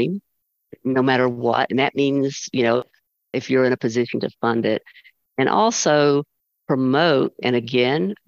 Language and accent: English; United States; I love being an American